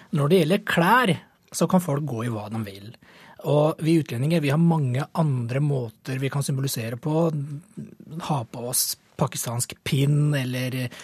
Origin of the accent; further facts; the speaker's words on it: Norway; jeg er født og vokst i Norge